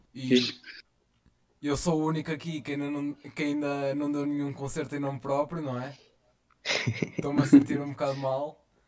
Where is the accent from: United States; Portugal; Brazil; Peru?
Portugal; Vila Nova de Famalicão, Norte; sou de Vila Nova de Famalicão e tenho 17